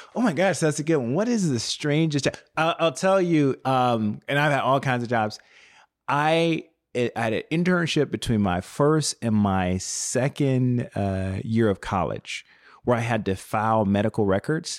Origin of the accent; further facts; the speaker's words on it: Chicago, Illinois, United States; I was born and raised on the South Side of Chicago